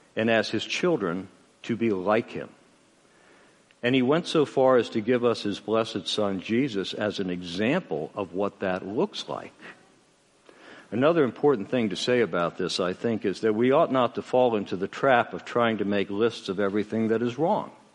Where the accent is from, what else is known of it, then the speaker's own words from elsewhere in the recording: United States; I'm an American